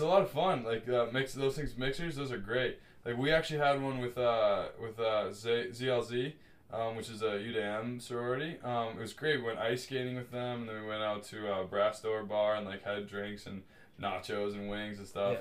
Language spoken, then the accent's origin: English; United States; moved away as an adult; now in Montreal, Canada; being like an American